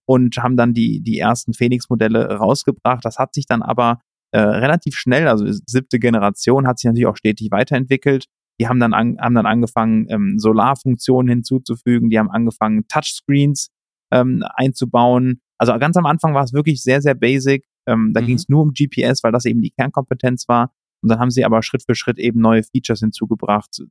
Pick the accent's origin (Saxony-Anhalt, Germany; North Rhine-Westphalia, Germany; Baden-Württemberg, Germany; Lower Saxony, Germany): North Rhine-Westphalia, Germany; Cologne; also born or lived in Canada / Spain; komme aus Köln ursprünglich, bin gebürtiger Rheinländer